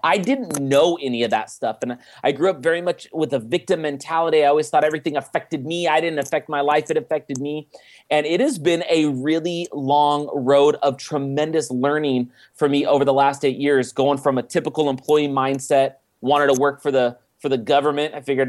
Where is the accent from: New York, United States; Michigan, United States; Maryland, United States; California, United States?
California, United States; Oakland; But, I grew up in just outside of Oakland, California, and lived there my entire life until I went and I served a mission for my church for 2 years in Germany and returned home in 2000.